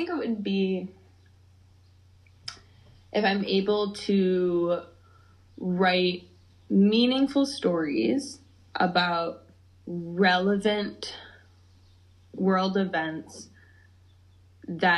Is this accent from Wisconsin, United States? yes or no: yes; Madison, Wisconsin, United States; I was born in Wisconsin, grew up in Wisconsin, Madison girl, born and raised.